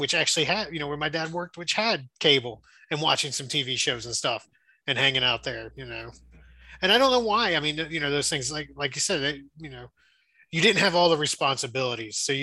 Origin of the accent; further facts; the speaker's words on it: Florida, United States; growing up in Florida